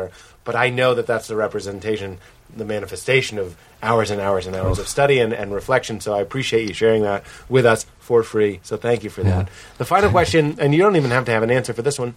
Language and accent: English; Boston, Massachusetts, United States; I'm from Boston, and there's just no place like it